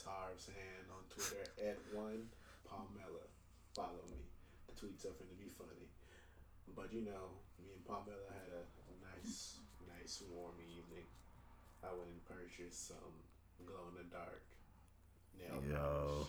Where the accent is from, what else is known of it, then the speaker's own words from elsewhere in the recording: Chicago, Illinois, United States; because I guess I said I was from Chicago, I go up there sometimes